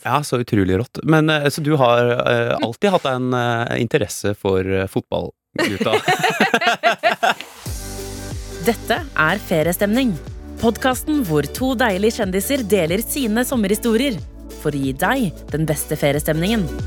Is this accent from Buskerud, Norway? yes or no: yes; Geilo, Buskerud, Norway; jeg er fra Geilo, ja. Eh, og det er i toppen av Hallingdal.